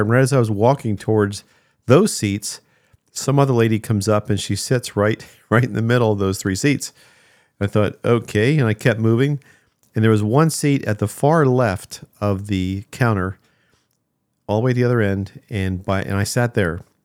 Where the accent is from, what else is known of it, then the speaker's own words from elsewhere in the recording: New Jersey, United States; moved away; I grew up in New Jersey there